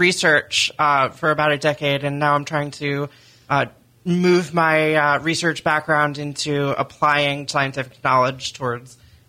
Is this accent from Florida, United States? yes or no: yes; Orlando, Florida, United States; I'm from Orlando.